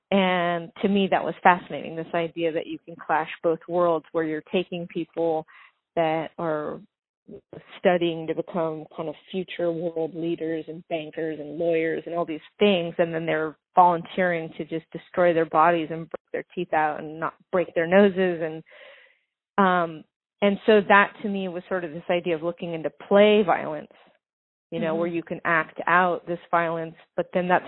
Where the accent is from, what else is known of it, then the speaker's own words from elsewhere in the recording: Venice Beach, California, United States; also born or lived in New Orleans / New York; I grew up in Venice Beach in Santa Monica.